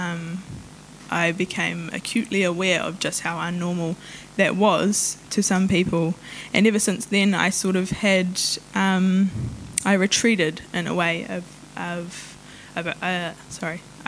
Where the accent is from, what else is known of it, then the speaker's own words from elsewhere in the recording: New Zealand; first language Maori; English is a second language; also born or lived in Taranaki; I tipu au I raro I te maru o Maungawhau me Maunga Taranaki he Pākehā ahau and ko te reo Māori tōku reo tuatai